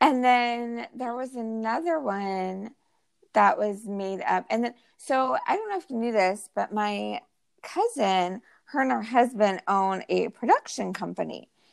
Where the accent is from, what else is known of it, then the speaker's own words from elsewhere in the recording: California, United States; also born or lived in Utah / Austin, Texas; now in Houston area, Texas, United States; we're both from California, my husband and I, and we grew up with In and Out Burger